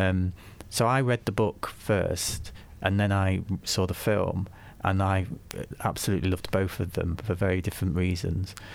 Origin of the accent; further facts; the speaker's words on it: Nottingham, East Midlands, United Kingdom; moved away as an adult; also born or lived in Leeds; I was born in Nottingham, um, spent, um, my early life in Nottingham